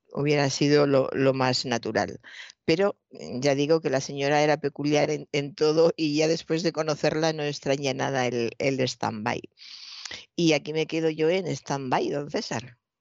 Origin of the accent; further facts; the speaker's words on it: Toledo, Castilla-La Mancha, Spain; soy de Toledo, eh, he visto durante toda mi infancia y mi juventud un maravilloso cuadro del Greco